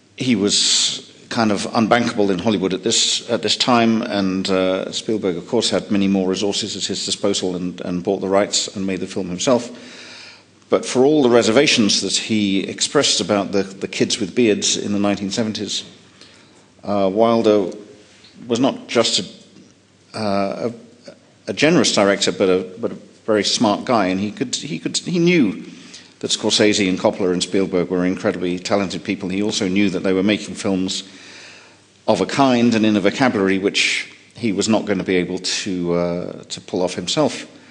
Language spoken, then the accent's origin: English; United Kingdom; as a Brit